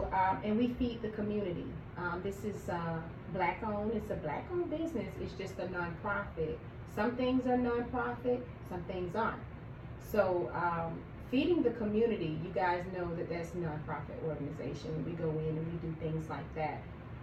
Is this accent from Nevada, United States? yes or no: no; Pennsylvania, United States; now in Atlanta, United States; I'm originally from Pennsylvania. I'm not from Georgia originally, but my mom is, so she brought us here.